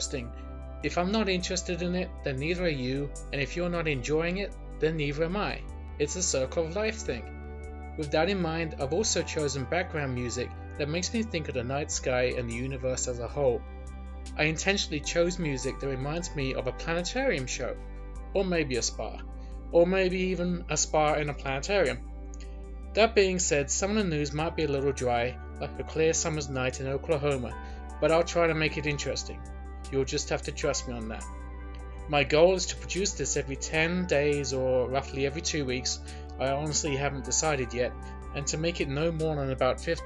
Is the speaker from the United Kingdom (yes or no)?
yes; England, United Kingdom; moved away as an adult; now in Los Angeles, United States; I was born in England and emigrated to the US in 2004. I now live in a suburb of Los Angeles